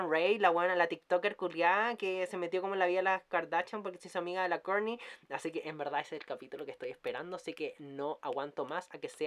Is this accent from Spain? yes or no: no; Chile; mucho tiempo como chilena y que la conozco